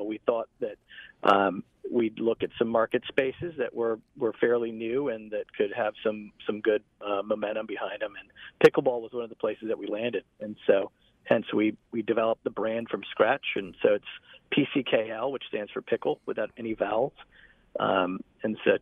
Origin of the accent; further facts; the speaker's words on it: Florida, United States; also born or lived in London, United Kingdom; now in Atlanta, United States; I grew up in Florida